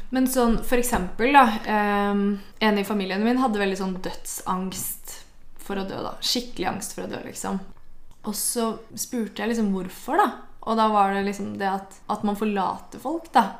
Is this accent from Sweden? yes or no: no; Porsgrunn, Telemark, Norway; moved away; i sommer så har jeg vært mye hjemme i Porsgrunn